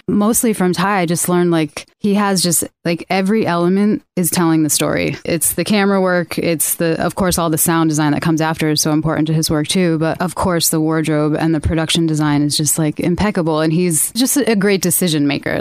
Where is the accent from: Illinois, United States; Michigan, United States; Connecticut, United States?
Connecticut, United States; moved away; I'm also from Connecticut